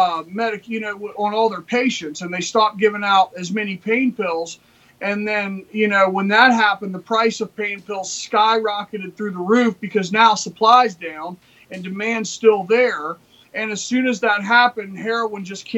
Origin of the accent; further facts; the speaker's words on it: West Virginia, United States; We're from West Virginia, you know, where, you know, it's a poor state